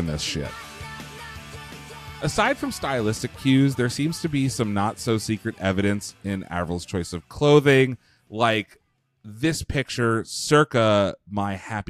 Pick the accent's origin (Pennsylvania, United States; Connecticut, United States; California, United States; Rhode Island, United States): Pennsylvania, United States; I'm from Pennsylvania